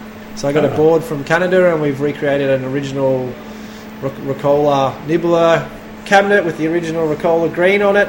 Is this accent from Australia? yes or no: yes; Melbourne, Victoria, Australia; moved away; I was from Melbourne